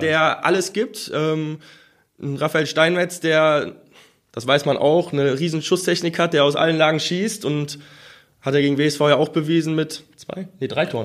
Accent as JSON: {"language": "German", "town": "Mettmann", "region": "North Rhine-Westphalia", "country": "Germany", "said": "Ich komme selber aus Mettmann, wohne in Mettmann"}